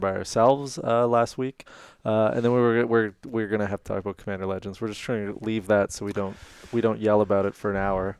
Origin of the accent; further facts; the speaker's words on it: Canada; We're Canadian